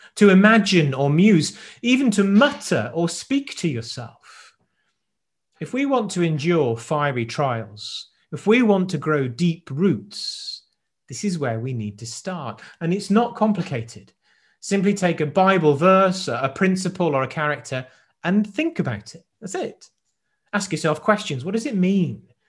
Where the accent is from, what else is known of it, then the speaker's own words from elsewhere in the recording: South Wales, United Kingdom; I grew up in South Wales